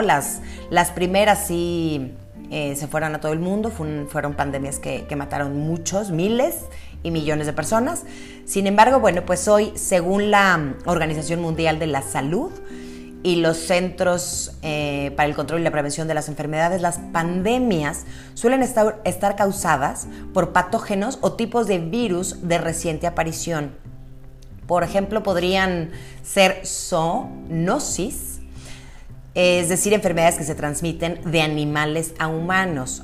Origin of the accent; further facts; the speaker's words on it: Mexico; Obviamente hay cosas que nos preocupan como mexicanos.